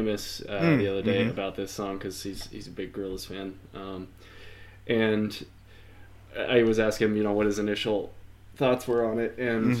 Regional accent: United States; as an American

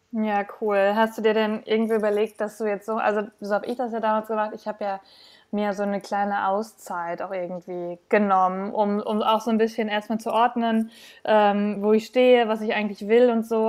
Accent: Bielefeld, North Rhine-Westphalia, Germany; ich komme ja aus NRW, aus Bielefeld

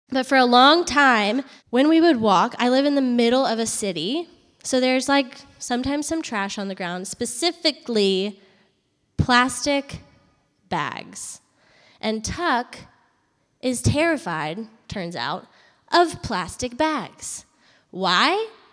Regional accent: Charlottesville, Virginia, United States; moved away as an adult; also born or lived in Harrisonburg, Virginia / Atlanta, Georgia; I grew up in Virginia, in Charlottesville, Virginia, and I went to school up there

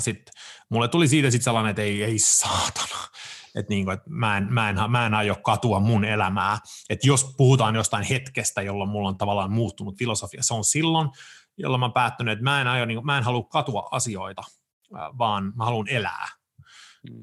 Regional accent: Sweden; moved away as an adult; now in Finland; mä oon varttunut ja syntynyt, mä oon syntynyt Ruotsissa, mä oon varttunut siellä, asunut siellä kaksi kolmasosaa mun elämästä, siis 27 vuotiaas asti

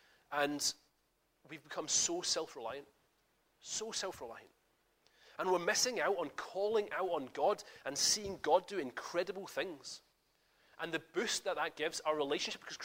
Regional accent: Scotland, United Kingdom; I'm Scottish

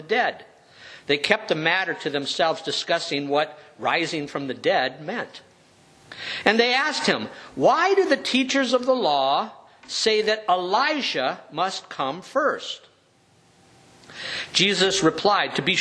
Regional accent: California, United States; growing up in California

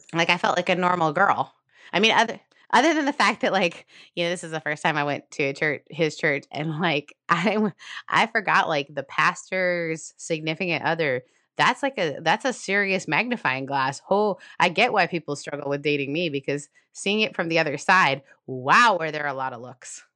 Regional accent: Canada; I'm Canadian

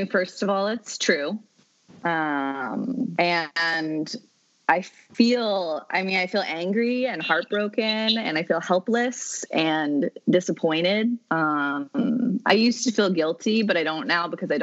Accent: New England, United States; I'm from New England, and it's like the land of the colorblind

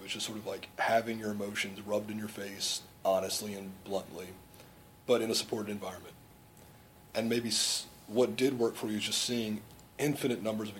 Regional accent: South Florida, United States; I'm from South Florida myself.

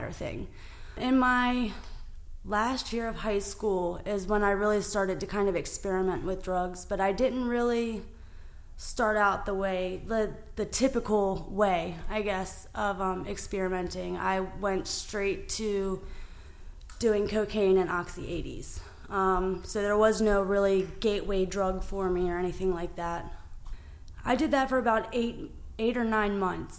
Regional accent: Calvert County, Maryland, United States; I grew up in Calvert County, Maryland

